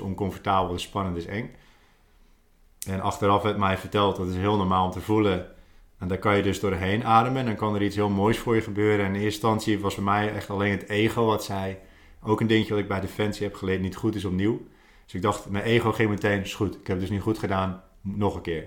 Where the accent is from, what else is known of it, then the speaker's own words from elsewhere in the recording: Goes, Zeeland, Netherlands; moved away as an adult; also born or lived in Australia; Geboren en getogen in Goes, de uithoek van Nederland, mm. Zeeland